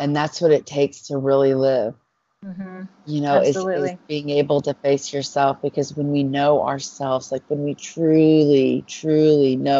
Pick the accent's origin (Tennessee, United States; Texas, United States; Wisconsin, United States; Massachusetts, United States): Texas, United States; Dallas; I'm from Texas. I'm from Dallas